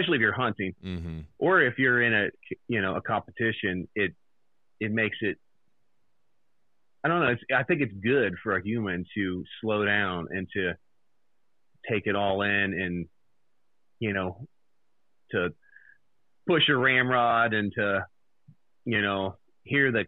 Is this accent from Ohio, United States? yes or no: yes; Xenia, Ohio, United States; I grew up in Xenia, Ohio, which it's a small town